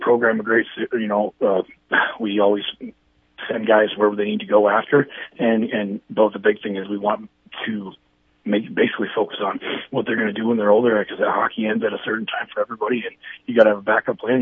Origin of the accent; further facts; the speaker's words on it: Brookings, South Dakota, United States; also born or lived in Anchorage, Alaska / Pennsylvania / Fargo, North Dakota; I'm from Brookings